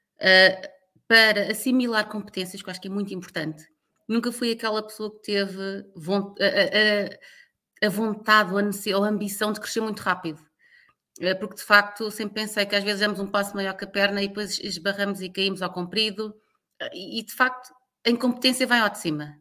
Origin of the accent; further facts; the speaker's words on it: Lisbon, Portugal; moved away as an adult; also born or lived in Luanda, Angola / Timor-Leste; eu nasci e cresci em Lisboa